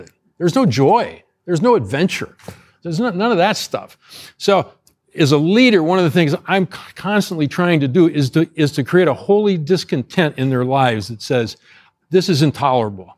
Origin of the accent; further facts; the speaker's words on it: Ohio, United States; moved away; I grew up in Ohio, right next door here, very similar to Indiana